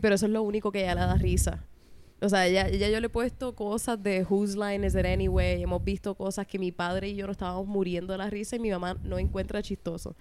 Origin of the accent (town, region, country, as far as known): Puerto Rico; accent: Puerto Rican